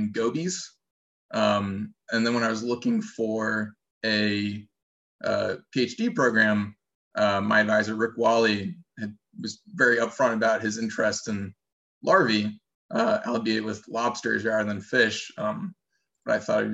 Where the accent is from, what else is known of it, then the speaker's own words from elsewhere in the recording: Rochester, New York, United States; I grew up in Rochester, New York, which other than the Great Lakes is pretty much just totally landlocked